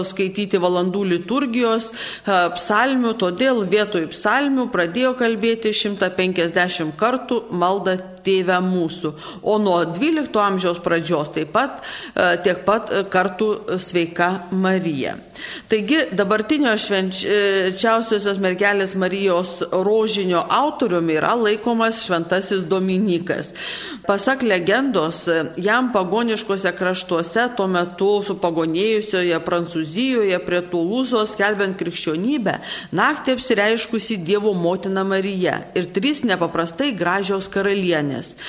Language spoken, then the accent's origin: Lithuanian; Samogitia, Lithuania; mes žemaičiai